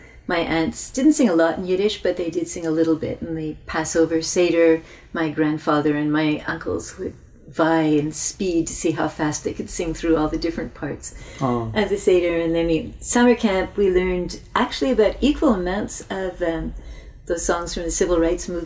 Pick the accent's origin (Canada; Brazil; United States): Canada; Quebec; now in Toronto, Canada; I grew up in French Canada in an English-speaking Jewish family